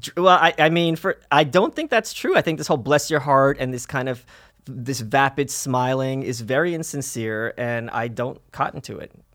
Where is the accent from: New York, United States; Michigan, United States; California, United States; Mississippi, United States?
New York, United States; New York City; also born or lived in Soviet Union; we came here when I was two to Brooklyn.